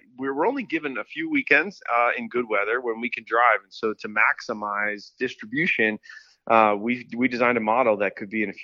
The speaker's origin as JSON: {"language": "English", "town": "Chicago", "region": "Illinois", "country": "United States", "said": "I'm from Chicago, and we're blue collar here"}